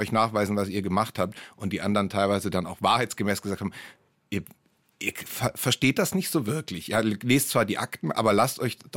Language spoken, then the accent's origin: German; Baden-Württemberg, Germany; Man hört es mir nicht so richtig an, aber ich bin Schwabe und habe in den 90ern vor allem studiert in Tübingen